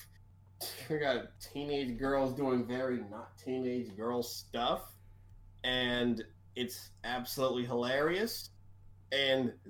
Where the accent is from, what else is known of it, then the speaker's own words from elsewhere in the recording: Maryland, United States; my home state of Maryland